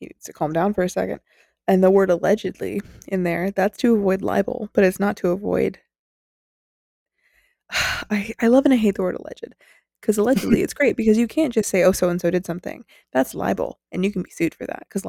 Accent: United States; We're American

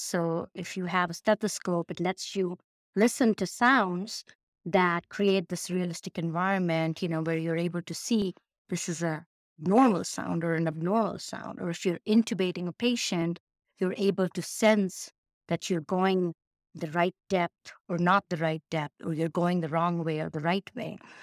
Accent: Mumbai, Maharashtra, India; moved away as an adult; also born or lived in Ann Arbor, Michigan / Chicago; now in Pittsburgh, United States; originally born and raised in India. Um, I Bombay

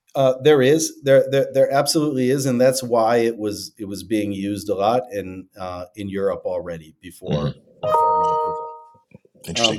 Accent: Detroit, Michigan, United States; I'm from Detroit originally

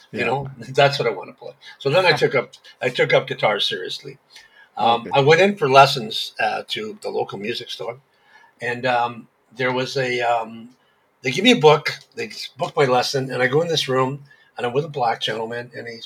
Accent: Hamilton, Ontario, Canada; Yes, I was born in Hamilton.

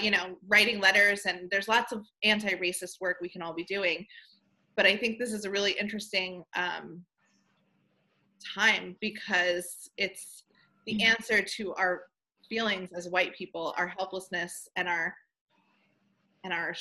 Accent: Levittown, New York, United States; I grew up in Levittown, New York

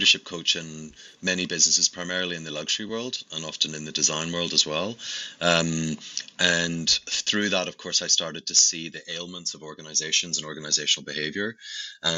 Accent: Belfast, Northern Ireland, United Kingdom; You might hear from my accent, I actually come from Belfast in Northern Ireland, and grew up in a very adverse place

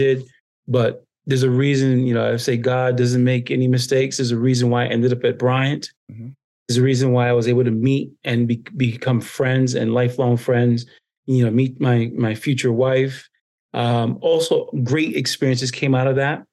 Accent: U.S. Virgin Islands; moved away as an adult; also born or lived in Rhode Island; growing up in the Caribbean and having to deal with a lot of tourism in the Virgin Islands

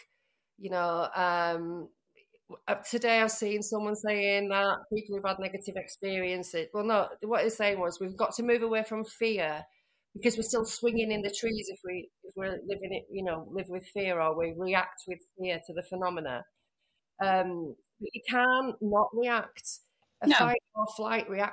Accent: Leeds, Yorkshire and the Humber, United Kingdom; now in Liverpool, United Kingdom; I live in Liverpool. I'm from Leeds, though.

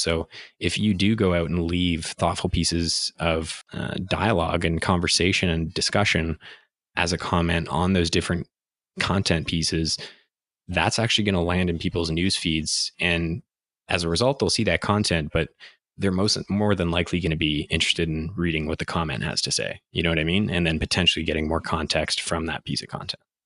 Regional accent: Ottawa, Ontario, Canada; also born or lived in Montreal / Toronto; a Canadian born kid in Montreal who got raised in Ottawa

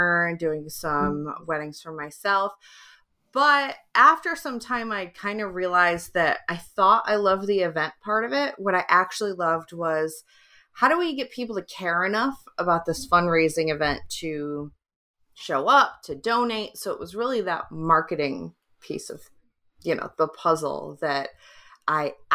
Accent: just outside of Detroit, Michigan, United States; also born or lived in England; now in San Diego, United States; I grew up just outside of Detroit

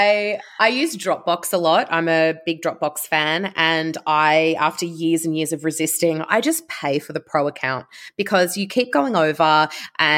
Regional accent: Canberra, Australian Capital Territory, Australia; I'm from Canberra. I was born and bred Canberran

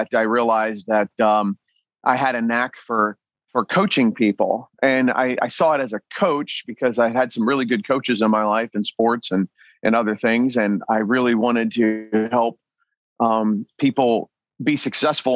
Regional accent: New Castle, Delaware, United States; now in New Mexico, United States; I grew up in a little town called Newcastle, Delaware

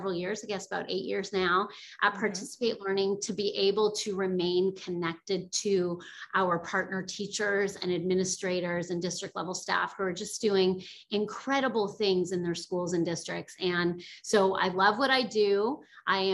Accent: Bridgewater, Nova Scotia, Canada; moved away as an adult; also born or lived in United States; I am originally from Nova Scotia, Canada, from a small town called Bridgewater on the south shore of Nova Scotia, and my family is all still there

